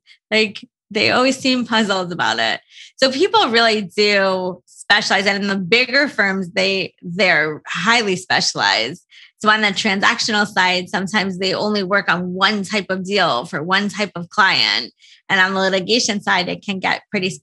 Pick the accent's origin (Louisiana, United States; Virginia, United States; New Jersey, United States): New Jersey, United States; also born or lived in New York; I grew up in New Jersey